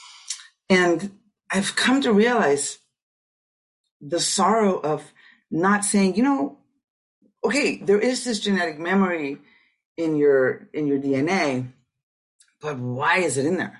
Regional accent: Tijuana, Baja California, Mexico; I grew up in Tijuana, so 16, 17 years old

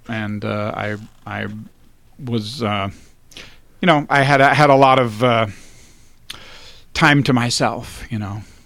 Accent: Alexandria, Virginia, United States; also born or lived in Washington, D.C.; I was born in Washington, D C, and I grew up in Alexandria, Virginia.

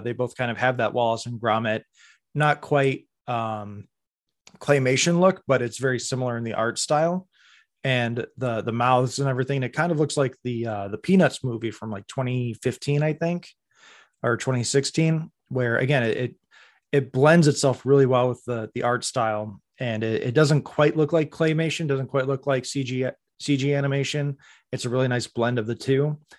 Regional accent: Toronto, Ontario, Canada; I grew up in Toronto.

